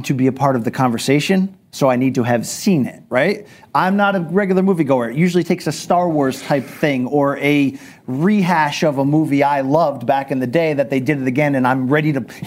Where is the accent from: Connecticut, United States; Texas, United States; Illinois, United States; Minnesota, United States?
Connecticut, United States; I grew up in Connecticut